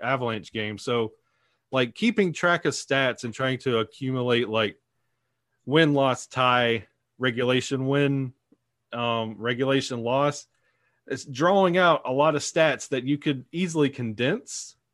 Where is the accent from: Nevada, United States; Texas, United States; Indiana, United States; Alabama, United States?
Alabama, United States; I am born and raised in Alabama